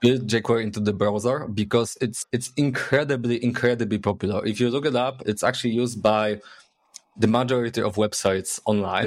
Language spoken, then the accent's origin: English; Poznań, Greater Poland, Poland; English is a second language; I'm from Poznań, Poland. Born and raised, actually